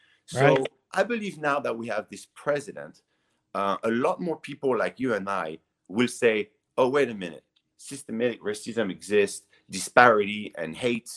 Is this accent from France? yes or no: yes; Nice, Provence-Alpes-Côte d'Azur, France; English is a second language; moved away as an adult; now in Los Angeles, United States; I grew up in the south of France, in Nice.